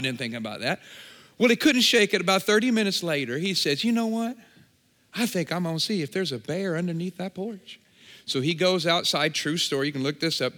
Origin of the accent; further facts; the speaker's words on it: Champaign, Illinois, United States; I'm from Champaign, Urbana, just about an hour and a half this way